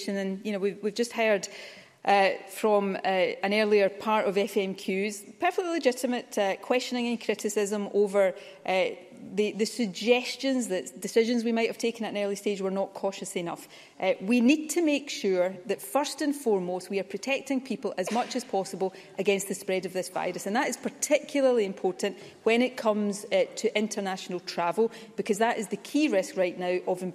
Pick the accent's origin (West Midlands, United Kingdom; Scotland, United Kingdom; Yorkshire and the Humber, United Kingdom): Scotland, United Kingdom; Ayrshire; I grew up in Ayrshire in the 1970s and 80s